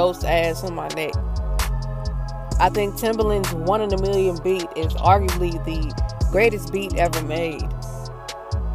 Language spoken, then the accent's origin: English; Texas, United States; I'm from Texas